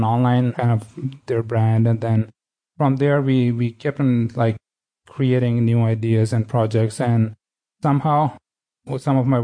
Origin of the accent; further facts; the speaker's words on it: Karachi, Sindh, Pakistan; moved away as an adult; also born or lived in Sweden; now in Los Angeles, United States; I was born and raised in Karachi, Pakistan.